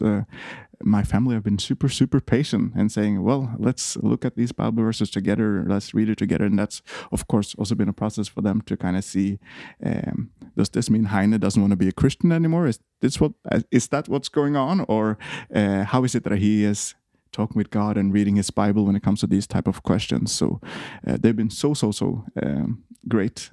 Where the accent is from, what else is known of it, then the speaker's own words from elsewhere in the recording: Eidsvoll, Akershus, Norway; moved away as an adult; now in Copenhagen, Denmark; I'm from Norway. Uh, grew up uh, in a place called Eidsvoll, right outside of Oslo and uh, moved to Copenhagen when I was uh, 19.